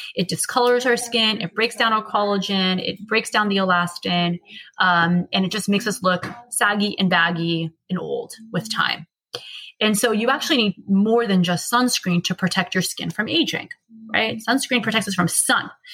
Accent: United States; We're American.

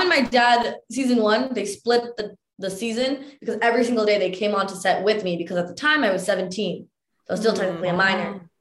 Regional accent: Mississauga, Ontario, Canada; born or raised there

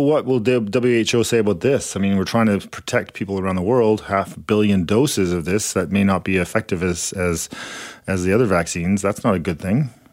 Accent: Canada; we're Canadian

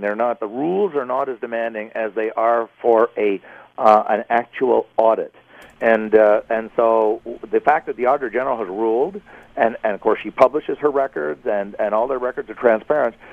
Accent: Ottawa, Ontario, Canada; I'm obviously from Ottawa

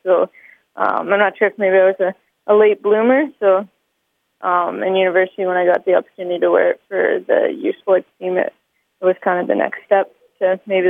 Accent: London, Ontario, Canada; now in Calgary, Canada; being here and being able to represent the country, but also being my hometown

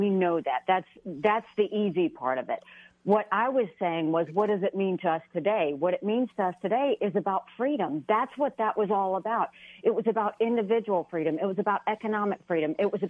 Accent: the South, United States; I'm from the South.

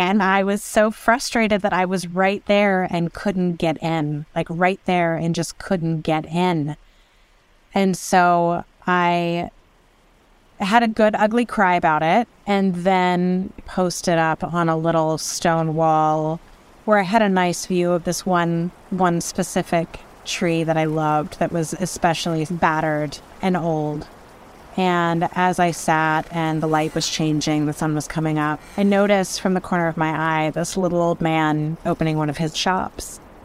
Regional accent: Houston, Texas, United States; now in Los Angeles, United States; grew up in the piney woods on the north side of Houston in Texas

